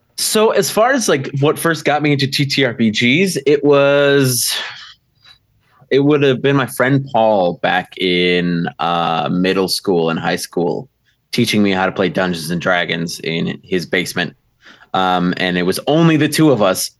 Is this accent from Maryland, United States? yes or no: no; Milwaukee, Wisconsin, United States; I'm from uh, Milwaukee, Wisconsin